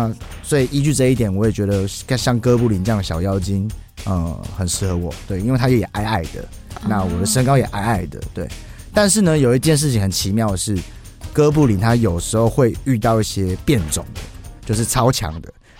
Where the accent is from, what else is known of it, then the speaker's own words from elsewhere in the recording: Taiwan; 那既然我要做一张专辑，我又是在台湾长大的，我不想失去这个文化性。